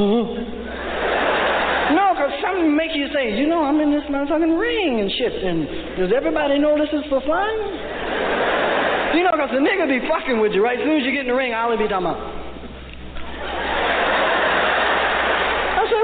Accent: Peoria, Illinois, United States; I'm not a New Yorker. My home's in Peoria, Illinois.

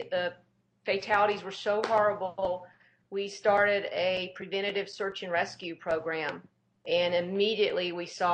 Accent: Tennessee, United States; I was born in Tennessee

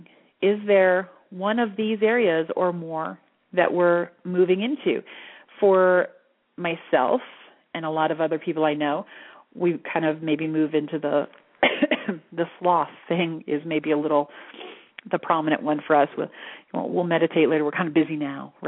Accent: Altamonte Springs, Florida, United States; now in Sedona, United States; I grew up in Altamont Springs, Orlando area.

